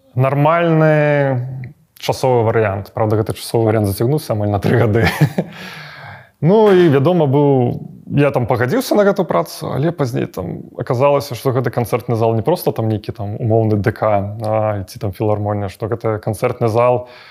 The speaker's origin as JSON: {"language": "Belarusian", "country": "Belarus", "said": "мы беларусы"}